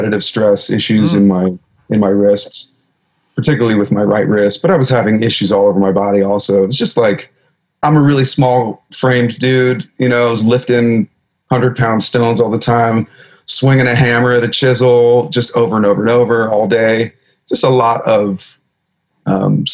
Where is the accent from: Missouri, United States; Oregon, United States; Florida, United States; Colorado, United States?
Oregon, United States; a farm about an hour south of Portland; also born or lived in California; We moved to an 80-acre farm out in the middle of nowhere, about an hour south of Portland